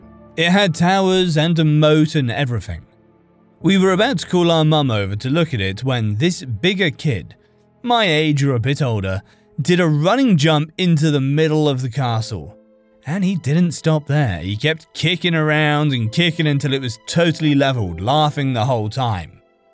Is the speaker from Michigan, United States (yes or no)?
no; California, United States; I grew up in California, but not close enough to beach to go there often